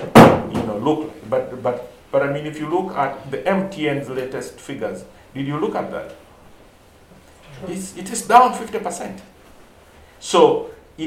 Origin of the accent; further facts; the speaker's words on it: Eastern Region, Uganda; I come from Eastern Uganda